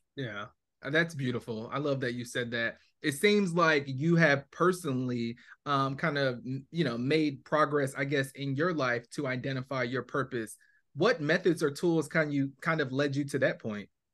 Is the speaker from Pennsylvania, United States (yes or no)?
no; New Jersey, United States; I grew up in Jersey.